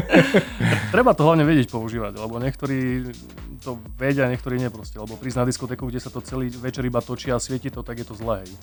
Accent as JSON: {"language": "Slovak", "area": "Spišská", "region": "Košice Region", "country": "Slovakia", "said": "ja som originál zo Spiskej"}